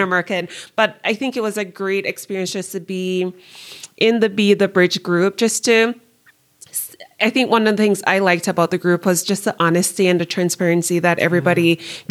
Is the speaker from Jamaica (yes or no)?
yes; Jamaica; moved away as an adult; now in United States; growing up Jamaican and then moving to the United States.